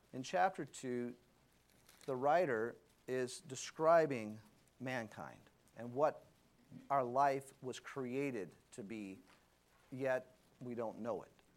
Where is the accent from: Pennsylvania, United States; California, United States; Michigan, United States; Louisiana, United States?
Louisiana, United States; I was a big New Orleans Saints fan because I grew up in Louisiana.